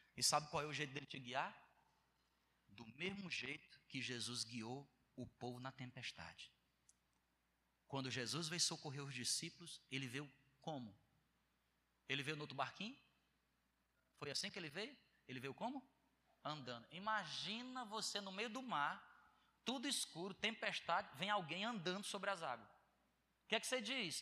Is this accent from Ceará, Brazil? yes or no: yes; Ceará, Brazil; moved away as an adult; Que eu sou do Ceará